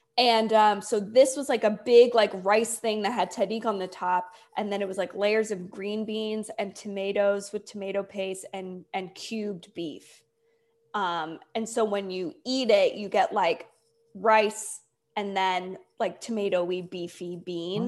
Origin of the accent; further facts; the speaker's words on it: Delaware, United States; also born or lived in Indiana / Cameroon; I grew up in Delaware